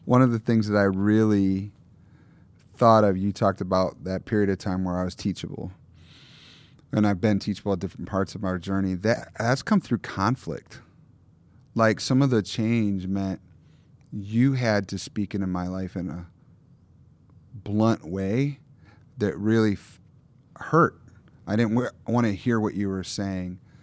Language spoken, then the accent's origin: English; Lower Michigan, United States; moved away; also born or lived in Minneapolis; I grew up in Lower Michigan